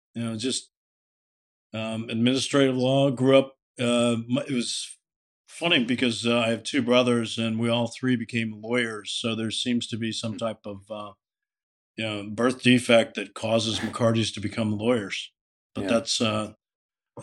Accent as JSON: {"language": "English", "town": "Alexandria", "region": "Virginia", "country": "United States", "tie": "born or raised there", "said": "You know, I grew up here in Alexandria, Virginia. I live in the house I grew up"}